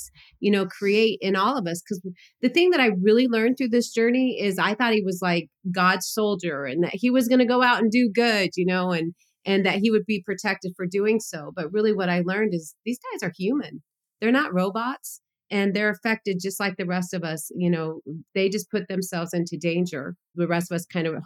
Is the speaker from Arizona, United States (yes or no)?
yes; Glendale, Arizona, United States; I grew up in Phoenix. I grew up in a place called Glendale, which is highly Hispanic